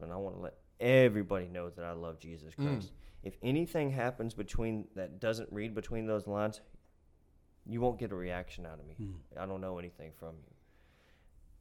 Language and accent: English; Appalachia, United States; I am a kid from Appalachia